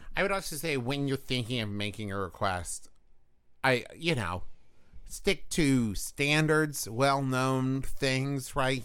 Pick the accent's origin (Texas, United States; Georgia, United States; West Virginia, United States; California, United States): West Virginia, United States; my home state